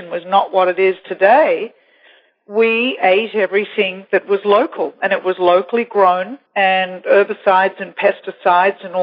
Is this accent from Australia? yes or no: no; Singapore; also born or lived in Taiwan; And then I lived two years in Taiwan and growing up in Asia, everybody there, particularly Singapore, believe it or not, I, I remember the island when the tallest building was about four stories high